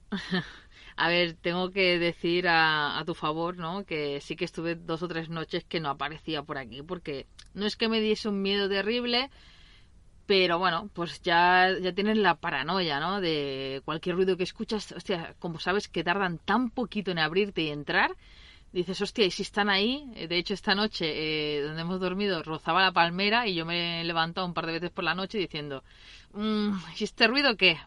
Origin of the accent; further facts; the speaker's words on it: Mataró, Catalonia, Spain; soy nací en Mataró, eh, de hecho, estoy nací en esta ciudad.